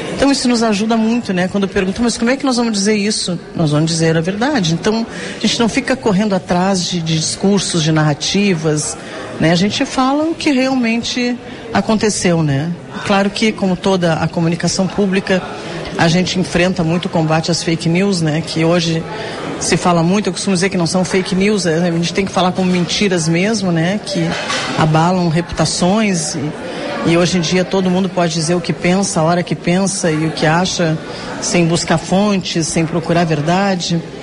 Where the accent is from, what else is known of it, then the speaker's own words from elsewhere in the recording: Pelotas, Rio Grande do Sul, Brazil; eu também vim do interior, né? Sou de Pelotas